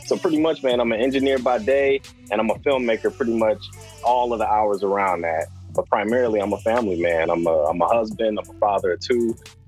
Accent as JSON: {"language": "English", "town": "Detroit", "region": "Michigan", "country": "United States", "tie": "born or raised there", "also_born_or_lived": "Arizona / California", "moved": "as an adult", "lives_now": "Michigan, United States", "said": "I'm born and raised in Detroit, grew up there, ended up attending the University of Michigan and graduated with a degree in engineering. From that point, I moved to Arizona, like Marquise mentioned. From there, I went to California"}